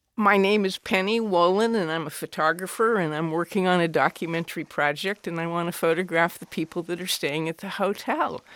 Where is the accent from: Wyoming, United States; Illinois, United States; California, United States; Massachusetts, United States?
Wyoming, United States; Cheyenne; I grew up in Cheyenne, Wyoming